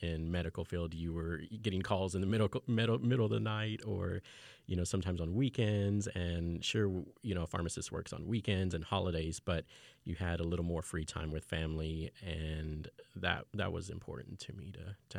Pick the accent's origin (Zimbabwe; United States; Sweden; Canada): United States; Fort Worth, Texas; also born or lived in England / Austin; I'm originally from Fort Worth, although I'm a military brat. So I started elementary school in England. But I eventually made it back to Fort Worth, and then I've also lived down in Austin.